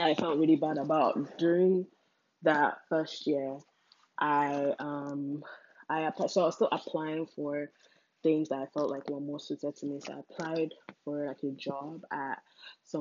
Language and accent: English; Nigeria; moved away as an adult; also born or lived in England; growing up in Nigeria